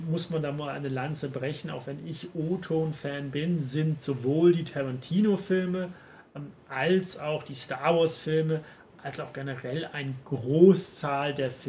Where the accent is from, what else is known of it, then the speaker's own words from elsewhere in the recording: Paderborn, North Rhine-Westphalia, Germany; Ich habe den Film in meiner Heimatstadt Paderborn gesehen, ähm, während Weihnachten und Neujahr.